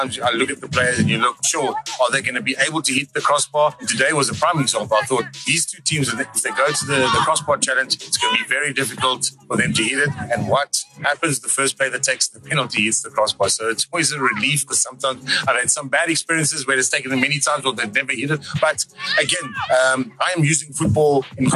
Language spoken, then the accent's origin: English; South Africa; as a South African